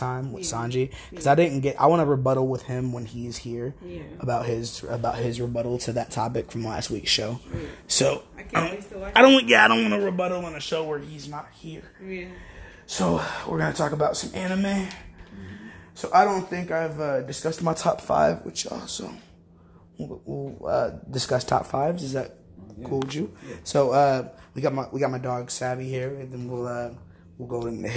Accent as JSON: {"language": "English", "town": "Omaha", "region": "Nebraska", "country": "United States", "tie": "born or raised there", "said": "me and Ranika here both grew up here, you know, 24 years"}